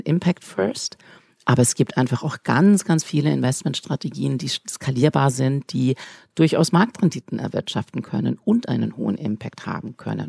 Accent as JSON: {"language": "German", "country": "Switzerland", "said": "ich bin Schweizerin"}